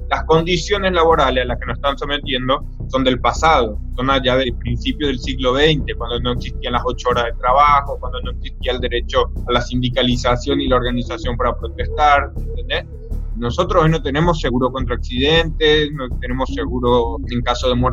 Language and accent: Spanish; Paraguay; moved away as an adult; now in Buenos Aires, Argentina; soy trabajador de reparto de la aplicación Rappi, soy paraguayo y estoy viviendo acá hace dos años.